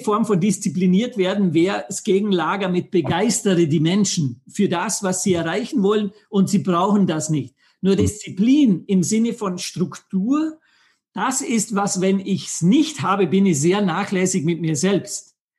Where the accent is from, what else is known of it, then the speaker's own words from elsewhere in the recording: Vorarlberg, Austria; ich bin aus Vorarlberg, Österreich, am wunderschönen Bodensee aufgewachsen